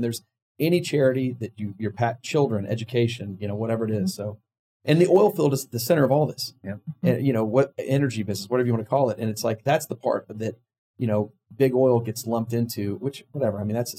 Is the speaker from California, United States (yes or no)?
no; Dallas, Texas, United States; now in Houston, United States; I'm a Dallas guy. I moved from Dallas down to Houston and I didn't know anybody. I didn't know one person in Houston.